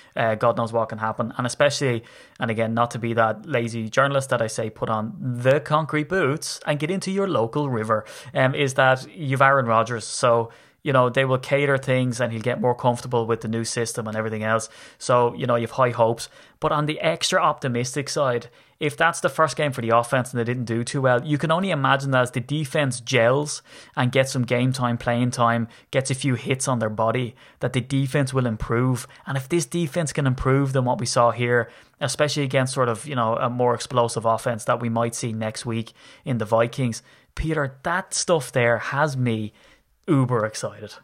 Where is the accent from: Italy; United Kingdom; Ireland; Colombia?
Ireland; being an Irish begrudger